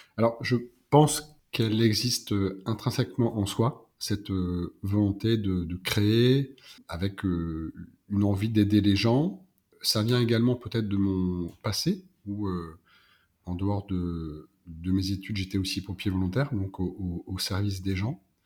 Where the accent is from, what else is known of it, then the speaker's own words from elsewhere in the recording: Pas-de-Calais, Hauts-de-France, France; moved away as an adult; also born or lived in Lille; now in South-west France; je suis originaire du Pas-de-Calais